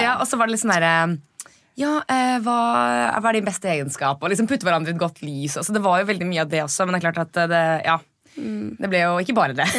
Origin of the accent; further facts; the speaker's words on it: Norway; vi er nordmenn